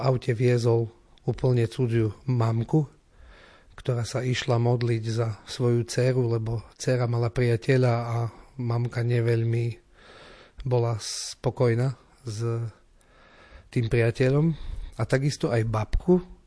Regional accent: Slovinky, Košice Region, Slovakia; also born or lived in Odorín; ja som Slovinčan

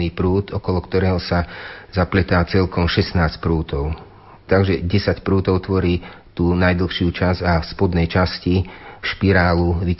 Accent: Ozdín, Banská Bystrica Region, Slovakia; moved away; also born or lived in Bratislava; Ja konkrétne z Ozdína, odkiaľ pochádzam

